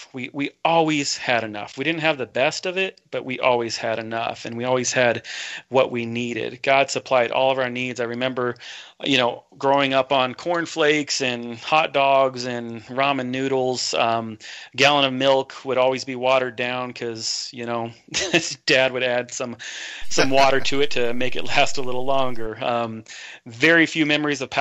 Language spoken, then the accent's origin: English; Portland, Oregon, United States; I was born in Portland, Oregon, a little town called, or a suburb, we call it St. John's